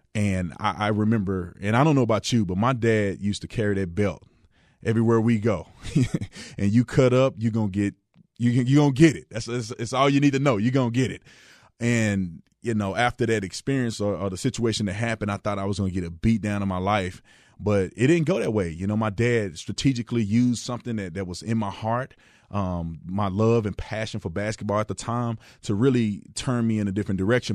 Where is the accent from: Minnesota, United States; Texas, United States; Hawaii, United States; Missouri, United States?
Texas, United States; Fort Worth; moved away; also born or lived in Arizona; I was born and raised in in Fort Worth, Texas